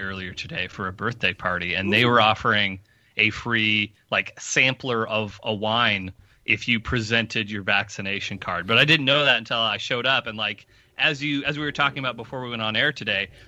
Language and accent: English; United States; I'm from Washington